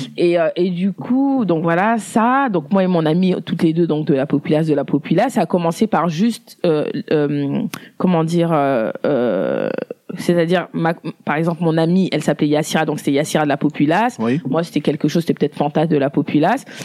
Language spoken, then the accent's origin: French; France; je suis née en France, j'ai grandi en France